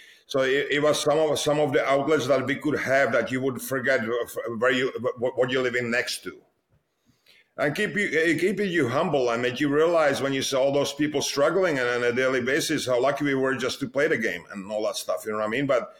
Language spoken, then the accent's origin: English; Litvínov, Ústí nad Labem Region, Czechia; also born or lived in Most; I was born in Most, right? Because Litvinov was about 10 miles away from Most, and everybody who was living in Litvinov was born in Most